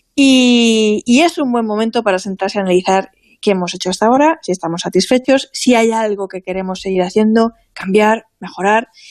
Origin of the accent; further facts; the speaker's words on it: Vinalopó, Valencian Community, Spain; en mi pueblo